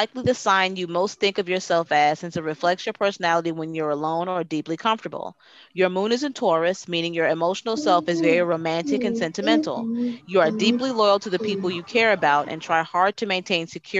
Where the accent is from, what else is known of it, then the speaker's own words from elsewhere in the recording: Torrance, California, United States; I was born in Torrance